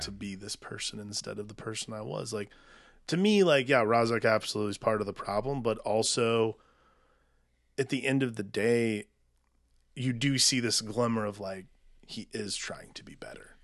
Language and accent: English; United States; I'm an American. I live in this country. I've never not lived in this country.